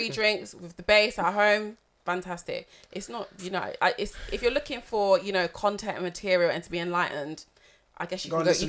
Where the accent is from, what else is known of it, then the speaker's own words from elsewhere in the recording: Barnet, London, United Kingdom; I'm from Barnet.